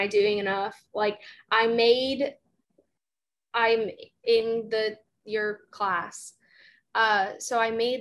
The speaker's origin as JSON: {"language": "English", "town": "Gainesville", "region": "Florida", "country": "United States", "tie": "born or raised there", "said": "I'm from Gainesville"}